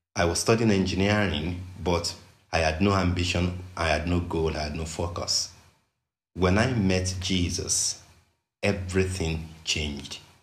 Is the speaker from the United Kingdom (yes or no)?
no; Western Nigeria, Nigeria; I grew up in Western Nigeria